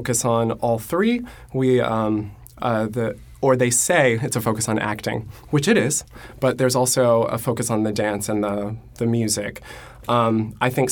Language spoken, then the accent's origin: English; Chattanooga, Tennessee, United States; I'm from Chattanooga